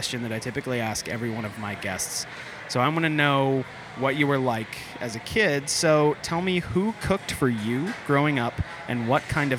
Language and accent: English; Florida, United States; now in Atlanta, United States; We grew up in Florida.